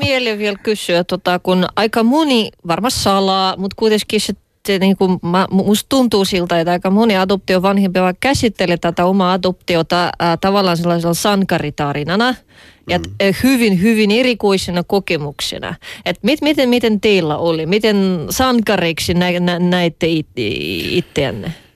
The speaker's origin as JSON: {"language": "Finnish", "country": "Russia", "moved": "yes", "lives_now": "Finland", "said": "minä olen venäläinen"}